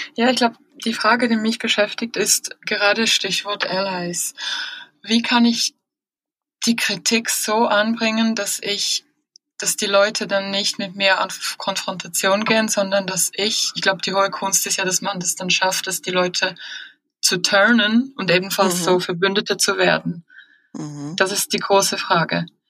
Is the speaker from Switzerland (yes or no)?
yes; Switzerland; bei uns in der Schweiz